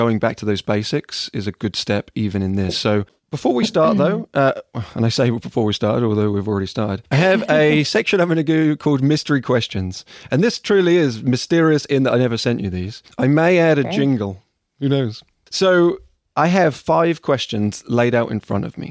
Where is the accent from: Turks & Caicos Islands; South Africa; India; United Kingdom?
United Kingdom; England; accent: English; moved away as an adult; now in United States; we have an English accent